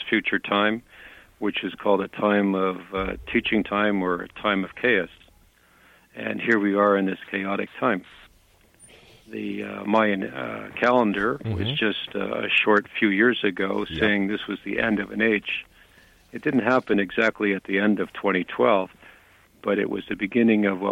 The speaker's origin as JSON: {"language": "English", "country": "Canada", "said": "I'm a Canadian"}